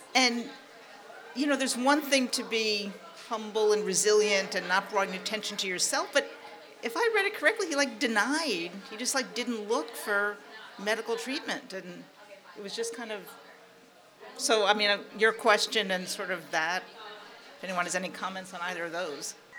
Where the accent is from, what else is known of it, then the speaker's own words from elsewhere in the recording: New York, United States; I grew up in New York